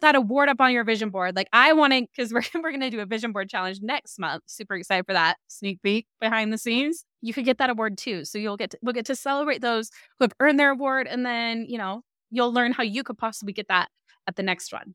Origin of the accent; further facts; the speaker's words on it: Salt Lake City, Utah, United States; I'm from Salt Lake